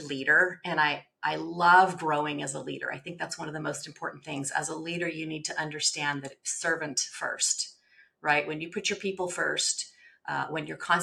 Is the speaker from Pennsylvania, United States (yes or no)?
no; Germantown, Tennessee, United States; We went to Germantown High School together.